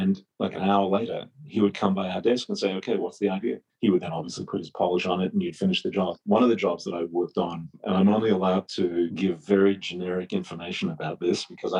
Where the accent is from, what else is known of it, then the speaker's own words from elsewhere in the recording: Melbourne, Victoria, Australia; moved away; I grew up in Melbourne, Australia, a very long way away from Hollywood